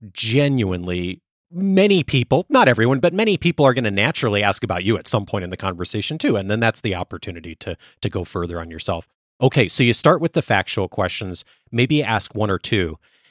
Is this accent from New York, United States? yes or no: no; Chicago, Illinois, United States; now in Southern California, United States; I grew up mostly in the Chicago area, suburbs.